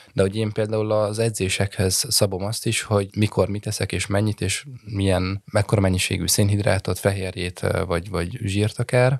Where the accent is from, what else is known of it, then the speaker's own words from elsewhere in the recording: Rákóczifalva, Jász-Nagykun-Szolnok, Hungary; moved away; also born or lived in Budapest; Rákóczi falváról egy kis faluról származom